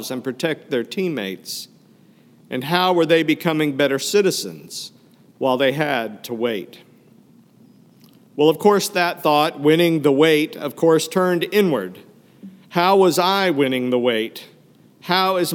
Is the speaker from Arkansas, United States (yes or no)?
yes; Fayetteville, Arkansas, United States; moved away; I grew up in Fayetteville, Arkansas, not only my hometown